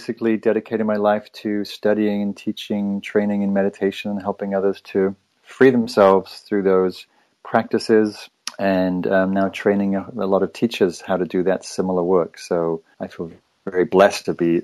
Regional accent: Northern England, United Kingdom; moved away as an adult; also born or lived in London; now in Northern California, United States; I was born in England, raised in Northern England

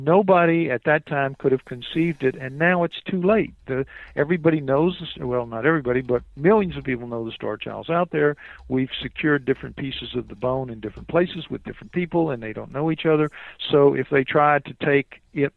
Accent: New Orleans, Louisiana, United States; I'm from New Orleans.

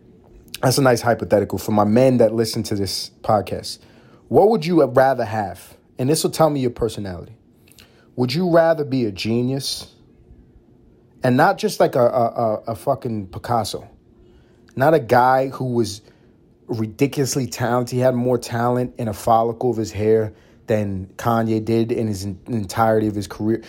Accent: New York City, New York, United States; I'm a guy from New York City, grew up in Harlem, New York City

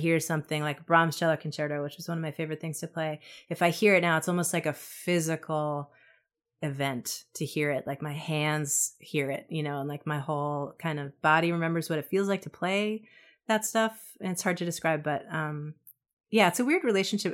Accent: New York City, New York, United States; moved away as an adult; also born or lived in New England; I'm from Brooklyn, and I never wanted to leave Brooklyn

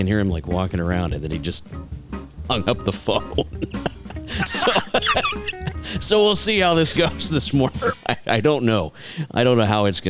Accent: near Mexico, South Texas, United States; also born or lived in Houston, Texas; I grew up further south near Mexico.

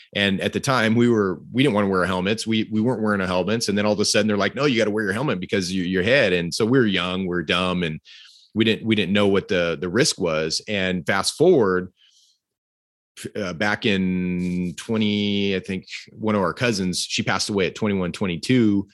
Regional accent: Fresno, California, United States; I came from Fresno, California

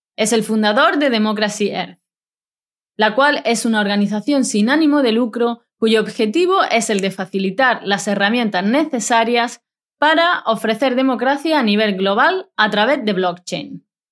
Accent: Spain; moved away; estoy transmitiendo este podcast a 17.000 kilómetros de distancia de mi tierra

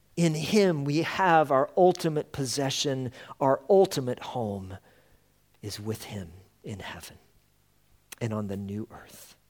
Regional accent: Colorado, United States; moved away; we come from Colorado

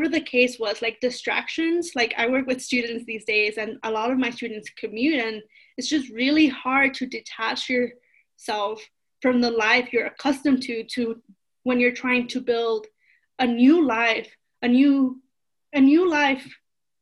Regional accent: Los Angeles, California, United States; first language Spanish; English is a second language; moved away as an adult; also born or lived in Pennsylvania / Chicago; now in Colorado, United States; I grew up in East Los Angeles, and I spent 18 years

